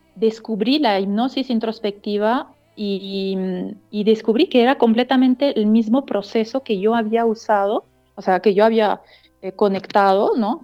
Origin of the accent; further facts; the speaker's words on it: Strasbourg, Grand Est, France; Spanish is a second language; moved away as an adult; also born or lived in Sacred Valley, Peru; now in Peru; yo nací en eh, una ciudad que se llama Estrasburgo, que es frontera con Alemania, en el norte-este de Francia.